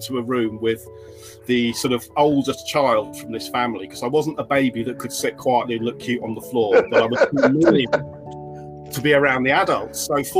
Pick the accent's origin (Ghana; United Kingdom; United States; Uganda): United Kingdom; Stamford, East Midlands; born or raised there; also born or lived in North London / Oxford